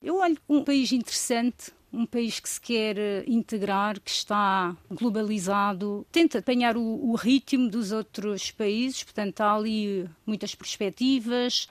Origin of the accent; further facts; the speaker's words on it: Santo Antão, Cape Verde; moved away as an adult; now in Montemor-o-Velho, Portugal; Sou de Santo Antão, portanto a, segunda maior ilha de Cabo Verde